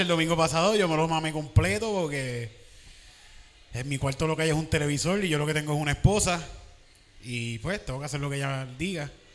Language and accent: Spanish; Cayey, Puerto Rico; moved away as an adult; now in Gurabo, Puerto Rico; Calle es un pueblo que está bien cabrón, de verdad. Yo me crié ahí y yo no cambio a Calle por nada